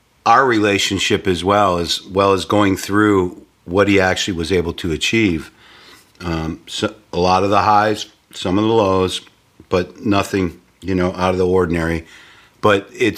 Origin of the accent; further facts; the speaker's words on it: Dearborn, Michigan, United States; also born or lived in Dexter, Michigan; I was born in Dearborn and grew up in Michigan